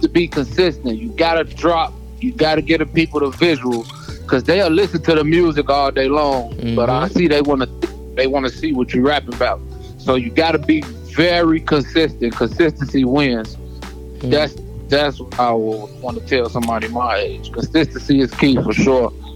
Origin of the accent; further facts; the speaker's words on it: Harvey, Illinois, United States; I'm from the Midwest. I'm from Harvey, Illinois, not the country.